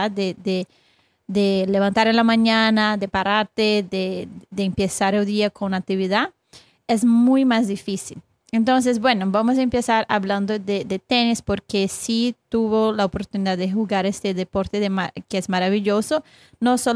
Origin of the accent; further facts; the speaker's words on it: Brazil; Spanish is a second language; moved away as an adult; now in United States; Yo soy de Brasil. Entonces yo yo estuve aquí hasta, ya tiene como 11 años en Estados Unidos